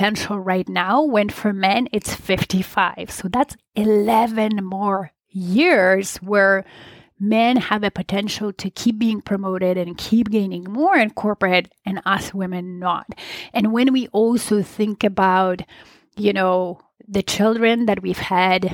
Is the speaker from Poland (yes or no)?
yes; Poland; moved away; I was born and raised in Poland